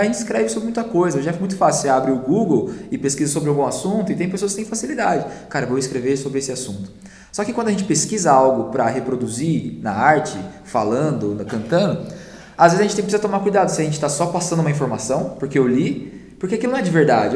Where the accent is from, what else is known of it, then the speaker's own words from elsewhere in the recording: São Paulo, Brazil; moved away as an adult; now in Curitiba, Brazil; Eu sou de São Paulo, né? Eu vim para Curitiba em 2012.